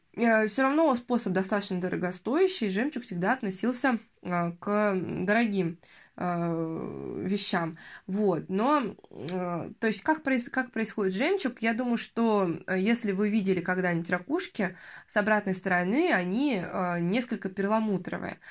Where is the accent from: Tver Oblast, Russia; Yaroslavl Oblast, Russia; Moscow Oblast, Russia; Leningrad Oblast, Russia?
Yaroslavl Oblast, Russia; Yaroslavl; я, в частности, из Ярославля